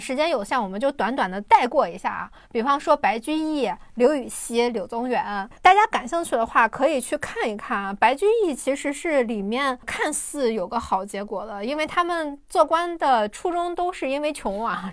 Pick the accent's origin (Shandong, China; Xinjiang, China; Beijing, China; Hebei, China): Shandong, China; 我是一个山东人嘛